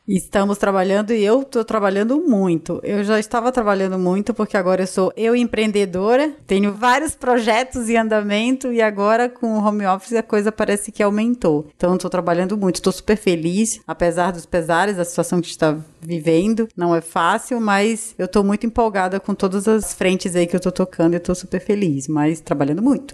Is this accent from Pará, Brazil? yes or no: yes; Belém, Pará, Brazil; now in São Paulo, Brazil; eu sou paraense, nascida e criada em Belém do Pará, mas moro em São Paulo há mais de 20 anos